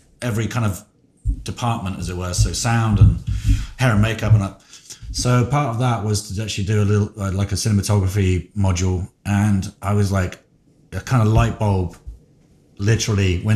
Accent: England, United Kingdom; moved away; I'm from England

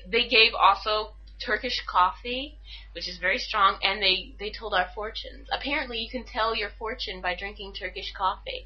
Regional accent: United States; moved away; I'm American

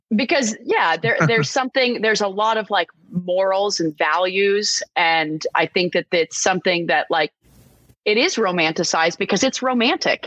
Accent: Texas, United States; moved away; I grew up in Texas. My family had a ranch

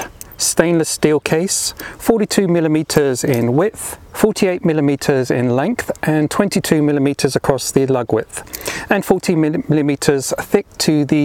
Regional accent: London, United Kingdom; moved away; also born or lived in Europe; And although I now live in Europe, I was born and raised in London, England

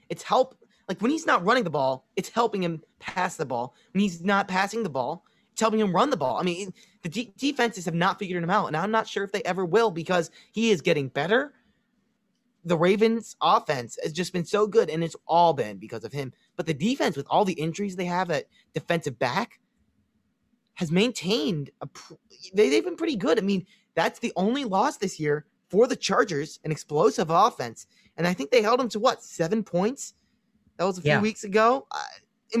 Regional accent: Chicago, Illinois, United States; accent: Chicago; my Chicago accent

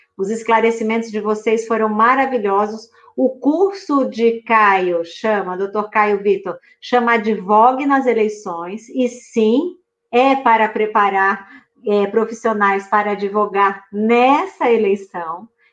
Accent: Juazeiro, Bahia, Brazil; Juazeiro, Baianíssima de Juazeiro, do lado de sua cidade, Senhor do Bonfim

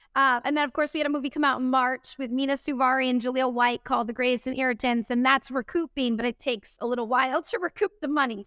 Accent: Boston, Massachusetts, United States; moved away; We shot that in my hometown

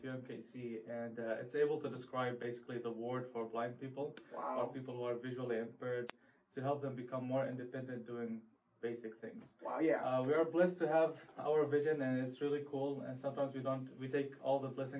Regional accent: Saudi Arabia; also born or lived in Syria / Russia; now in Kansas City, United States; I lived, I grew up in Saudi Arabia.

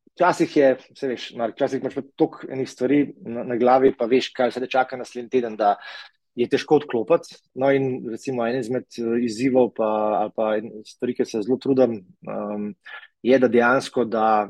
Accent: Tržič, Upper Carniola, Slovenia; jaz sem iz Tržiča

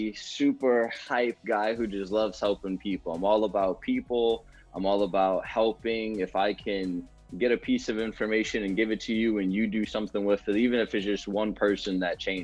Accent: Prince George's County, Maryland, United States; moved away; I'm originally from Maryland, Prince George's County, Maryland. I stayed up there for most of my childhood

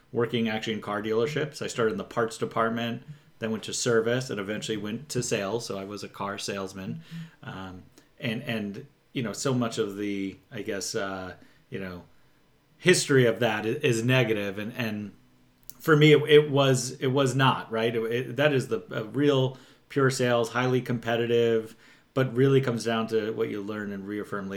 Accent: New York, United States; moved away as an adult; now in Southern California, United States; I'm from New York originally

